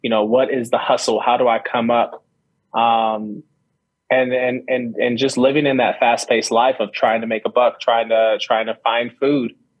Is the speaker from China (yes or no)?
no; Bay Area, California, United States; my brother and I were raised in California, and we were raised in the Bay Area, San Francisco, Oakland, Vallejo